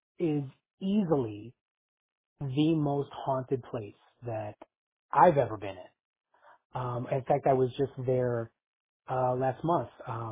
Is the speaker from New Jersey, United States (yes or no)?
no; Chicago, Illinois, United States; my hometown of Chicago, Illinois.